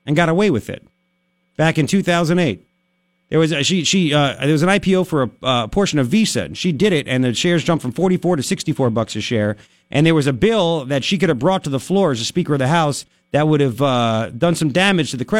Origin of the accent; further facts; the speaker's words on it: New York, United States; moved away; I'm from New York.